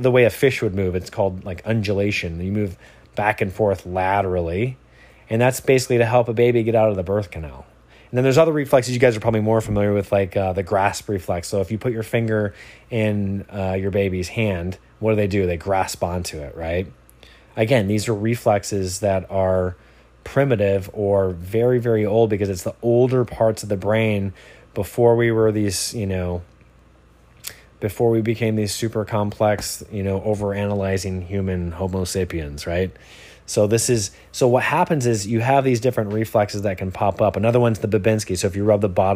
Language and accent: English; Michigan, United States; now in Encinitas, United States; I'm from Michigan originally